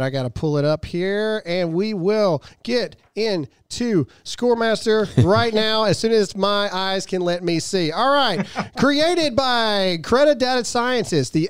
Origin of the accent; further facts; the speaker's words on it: Mississippi, United States; I'm from Mississippi.